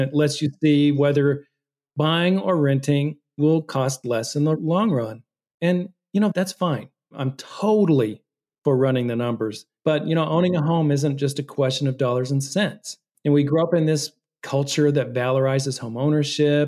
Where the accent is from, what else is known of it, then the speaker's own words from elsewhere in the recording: Fort Worth, Texas, United States; moved away; I'm in the process of moving back to my hometown of Fort Worth